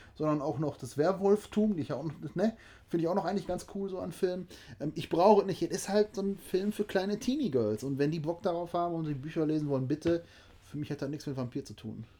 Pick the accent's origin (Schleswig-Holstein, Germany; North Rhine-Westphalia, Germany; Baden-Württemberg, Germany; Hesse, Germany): North Rhine-Westphalia, Germany; Oberhausen; also born or lived in Duisburg; ich bin mit denen in Oberhausen und in Duisburg aufgewachsen